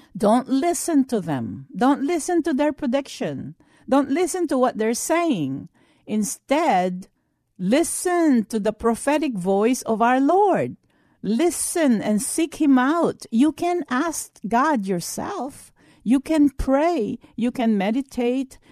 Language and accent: English; United States; as an American Christians